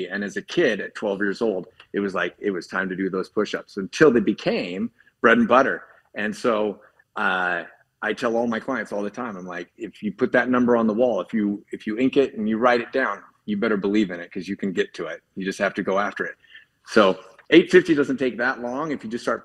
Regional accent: Spokane, Washington, United States; I'm from Spokane, Washington, and the area code is 509

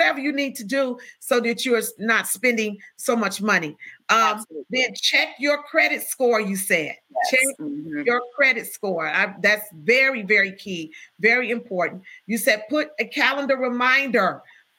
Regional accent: Chicago, Illinois, United States; I'm from the South Side

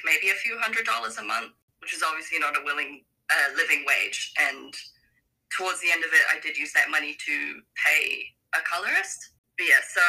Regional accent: New Zealand; I'm from New Zealand

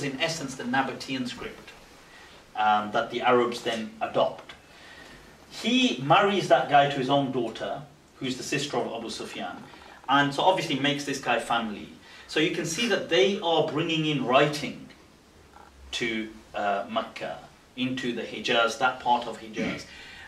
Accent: Pakistan; now in United Kingdom; So we now also start to take pride in it because we are also Pakistani.

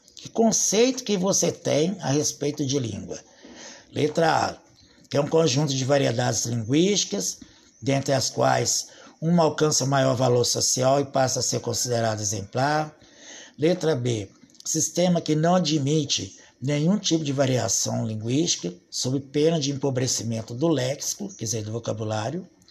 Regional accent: Brazil; Nós somos brasileiros e nós falamos o português.

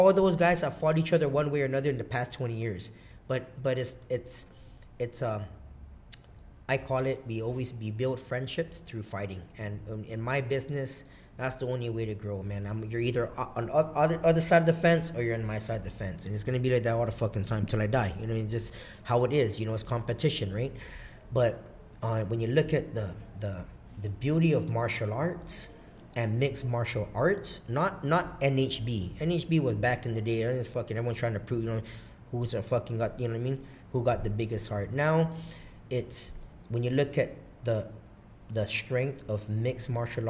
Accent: Guam; also born or lived in Seattle, Washington; I'm fucking from Guam

